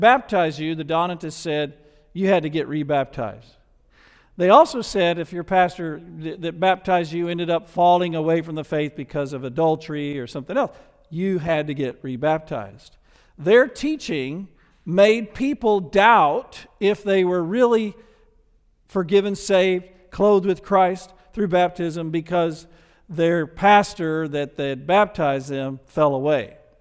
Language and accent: English; the South, United States; accent: Southern; I was from the South and had a Southern accent